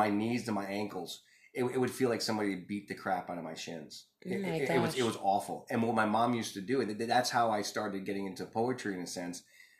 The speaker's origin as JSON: {"language": "English", "town": "Bronx", "region": "New York", "country": "United States", "tie": "born or raised there", "said": "growing up in the Bronx, you had bars on your windows."}